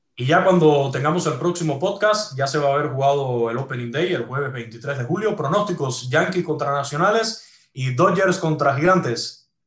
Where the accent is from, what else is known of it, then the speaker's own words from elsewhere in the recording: Cuba; moved away as an adult; Yo nací en Cuba, yo viví toda mi juventud y mi Cuba